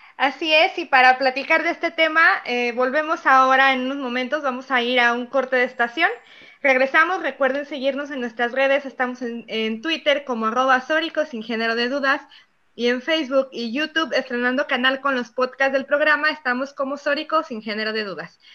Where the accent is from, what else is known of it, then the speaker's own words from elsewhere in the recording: Zapotlanejo, Jalisco, Mexico; en Zapotlanejo, que es de donde yo soy